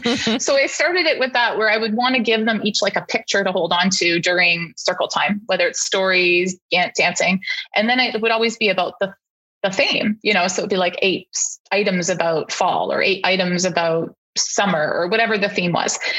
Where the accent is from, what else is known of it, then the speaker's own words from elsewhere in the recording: Canada; now in United States; I wasn't born in the US and I'm from Canada. So, although I'm an American citizen, I grew up in Canada